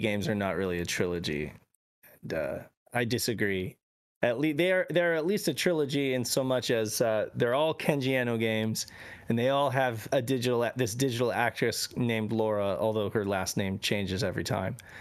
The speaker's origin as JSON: {"language": "English", "town": "Reno", "region": "Nevada", "country": "United States", "tie": "born or raised there", "said": "I grew up in Reno, Nevada"}